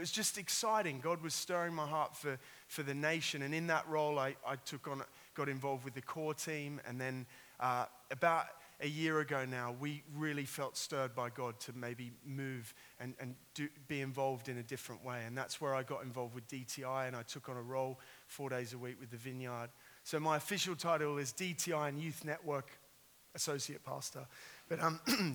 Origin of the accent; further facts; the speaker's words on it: Sydney, New South Wales, Australia; I've got a little twang. I am an Australian. I grew up in Sydney.